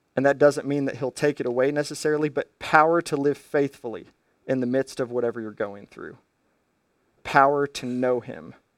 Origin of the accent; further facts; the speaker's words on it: United States; as an American